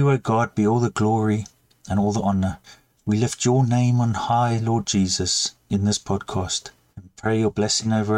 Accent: South Africa; now in United Kingdom; as you can hear, I'm South African

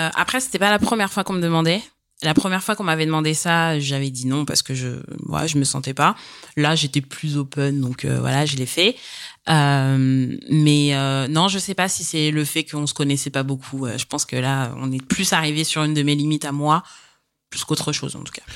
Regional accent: Paris region, Île-de-France, France; j'ai 32 ans et je suis de région parisienne.

